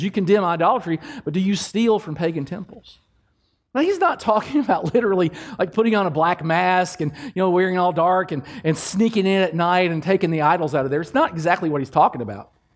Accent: Kentucky, United States; I'm from Kentucky

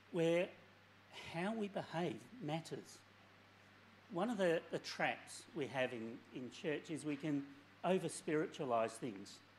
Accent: Maddington, Western Australia, Australia; also born or lived in England; I English by birth, so quality heritage. Uh, um, came to Australia as just a, a, little tyke, and for most of my years, I grew up in Maddington

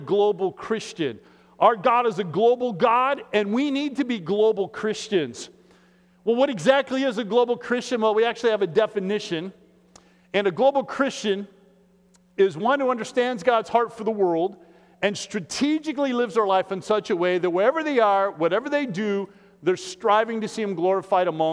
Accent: Iowa, United States; now in Minneapolis, United States; I'm from Iowa

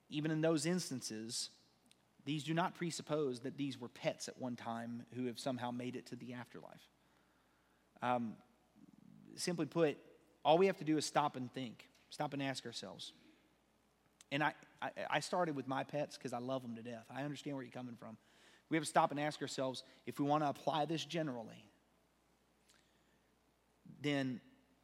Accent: United States; we're American

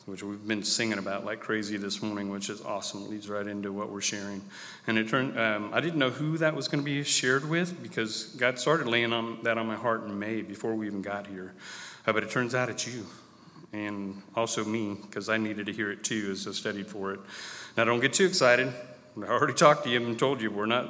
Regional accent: United States; also born or lived in California / Iowa / Rockport; I was born in California and raised on the West Coast and in Iowa

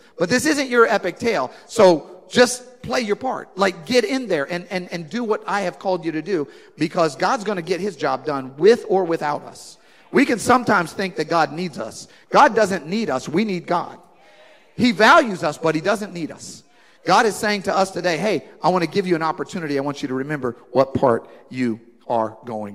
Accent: United States; I'm an American and I'm in England

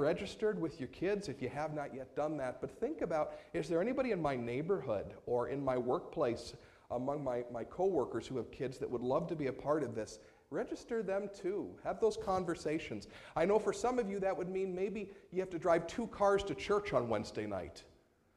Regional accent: United States; us as American Christians

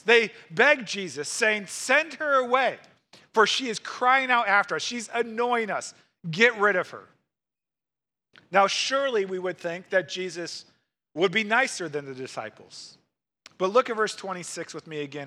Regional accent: Missouri, United States; moved away as an adult; now in Wisconsin, United States; I grew up in Missouri

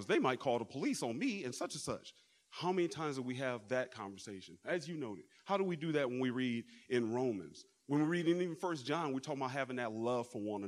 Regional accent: Detroit area, Michigan, United States; moved away; I'm from the Midwest. We came from the Detroit area.

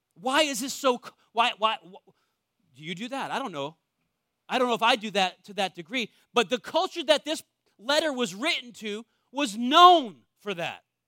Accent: New England, United States; I was born in New England, one of the most wealthy areas in the world.

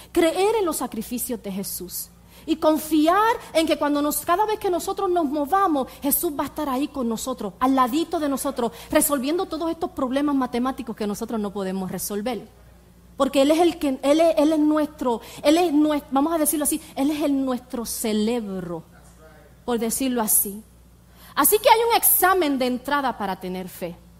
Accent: Puerto Rico; moved away; yo soy de Puerto Rico, yo me crié en Puerto Rico

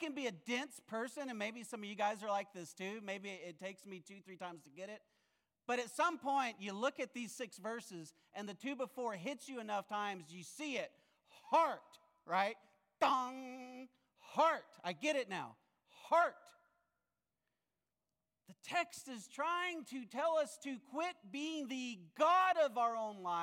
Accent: Ouachita Mountains, central Arkansas, United States; I grew up in the Ouachita Mountains, central Arkansas

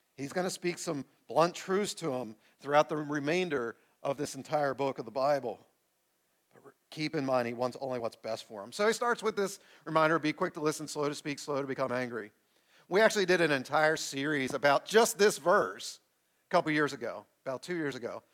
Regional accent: United States

